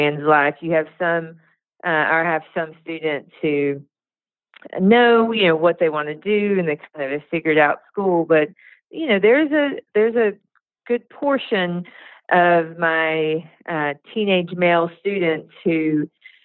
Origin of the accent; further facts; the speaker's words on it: Cherokee, North Carolina, United States; I was born just outside of the Qualla boundary, what is known as Cherokee, North Carolina